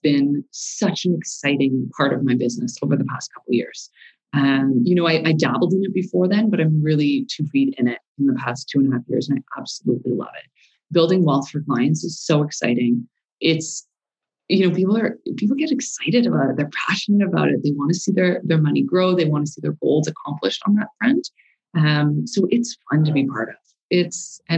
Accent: Montreal, Quebec, Canada; moved away as an adult; now in Calgary, Canada; born and raised in Montreal, moved to Calgary in 06

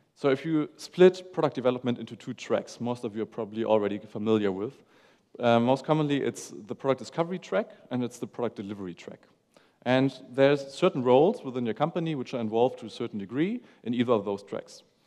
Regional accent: Hamburg, Germany; I'm from Hamburg, Germany.

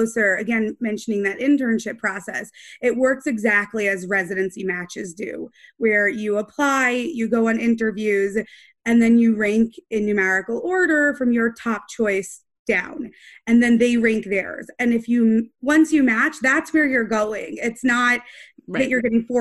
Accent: Atlanta, Georgia, United States; moved away; also born or lived in Brooklyn; I'm from Atlanta originally

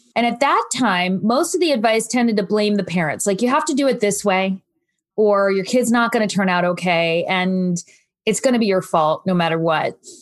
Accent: New Jersey, United States; I'm from New Jersey, and I had deep family roots there

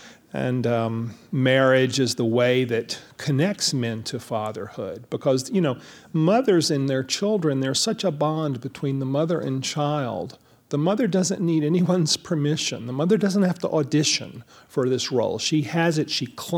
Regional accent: the South, United States; I was born in 1955, you know, so the big thing for me was the civil rights movement, you know, growing up in the South.

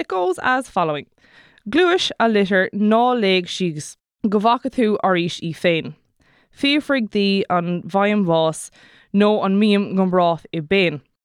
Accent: Kerry, Munster, Ireland; I'm from Kerry, so that's how I'm gonna say it

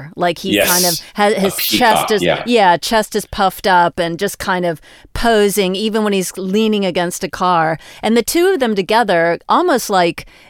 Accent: United States; as an American

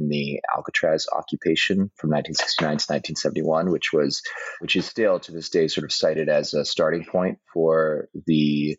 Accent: British Columbia, Canada; now in Bremerton, United States; I come from the Shuswap and Statlink nations. My family comes from two specific places.

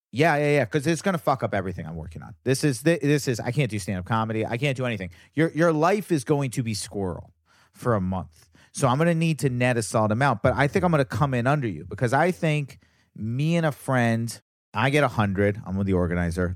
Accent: Virginia, United States; I'm from Virginia, so I was the only Jew. in my area

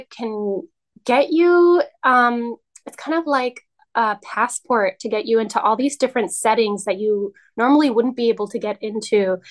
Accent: New York City, New York, United States; moved away as an adult; now in Albany, United States; I live in Albany, New York now, and I'm originally from the Upper West Side of Manhattan

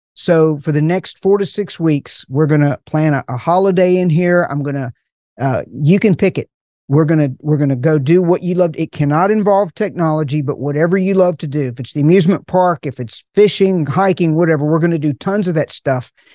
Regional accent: Appalachian Mountains, United States; I'm from the Appalachian Mountains

